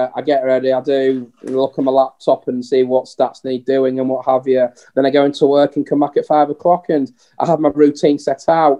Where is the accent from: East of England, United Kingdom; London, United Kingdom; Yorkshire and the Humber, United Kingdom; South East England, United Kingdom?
Yorkshire and the Humber, United Kingdom; Leeds; I'm just this guy that's a Leeds fan that has been growing up in Leeds